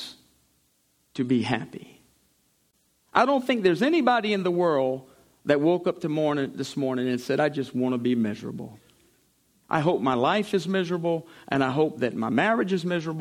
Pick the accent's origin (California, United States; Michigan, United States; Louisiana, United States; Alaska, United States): Louisiana, United States; St. Amant; I'm from Saint-Amand, Louisiana